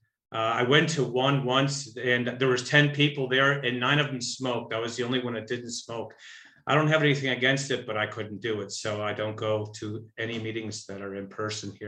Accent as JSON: {"language": "English", "town": "Buffalo Grove", "region": "Illinois", "country": "United States", "tie": "born or raised there", "said": "I was born in Buffalo Grove, Illinois, which is was a little farm town just outside of Chicago, about 40 miles"}